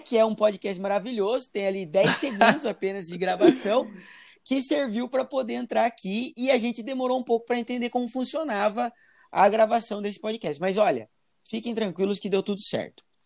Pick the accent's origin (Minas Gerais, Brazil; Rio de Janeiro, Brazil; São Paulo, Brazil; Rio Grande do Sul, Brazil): São Paulo, Brazil; Piracicaba; now in Itapetininga, Brazil; hoje eu tô na região de Itapetininga, moro aqui em Itapetininga, oi, Tapetininga Itapetininga que eu amo. Mas eu venho de Piracicaba